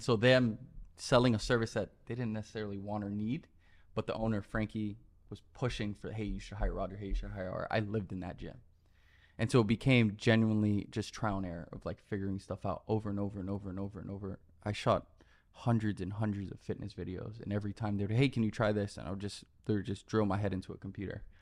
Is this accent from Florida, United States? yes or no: yes; Miami, Florida, United States; moved away as an adult; also born or lived in New York; now in Los Angeles, United States; born and raised in Miami, Florida, uh, spent 18 years there, grew up